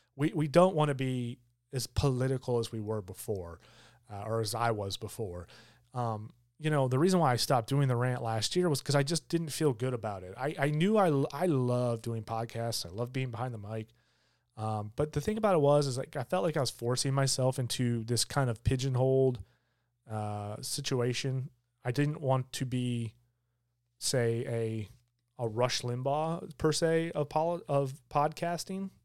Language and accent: English; Michigan, United States; now in Georgia, United States; I grew up in Michigan